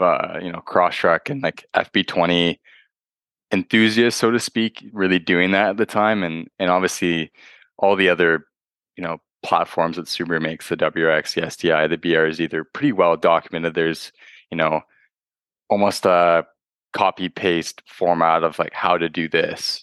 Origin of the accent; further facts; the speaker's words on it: Toronto, Ontario, Canada; I'm from Toronto, uh, Ontario, Canada